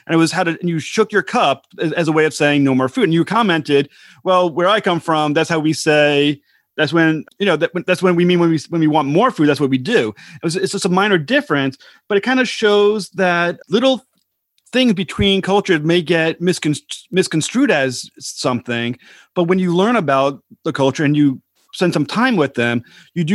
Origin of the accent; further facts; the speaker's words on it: United States; as an American